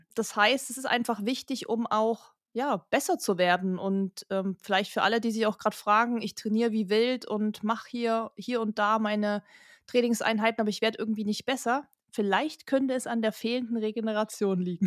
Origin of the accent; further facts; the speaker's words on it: Kochel am See, Bavaria, Germany; wir kommen ja aus Kochel am See